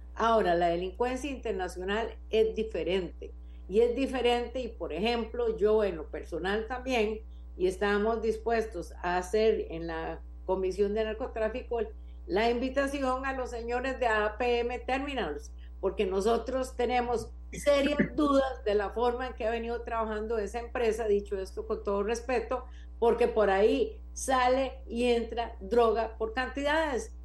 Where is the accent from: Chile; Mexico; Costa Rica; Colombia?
Costa Rica; soy una ciudadana costarricense